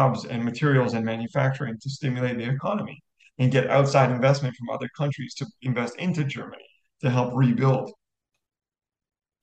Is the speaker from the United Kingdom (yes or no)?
no; Canada; I'm Canadian